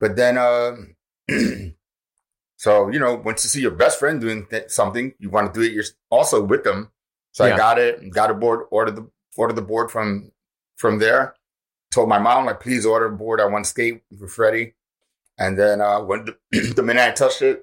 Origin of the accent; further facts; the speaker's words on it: New York City, New York, United States; I'm born and raised in New York.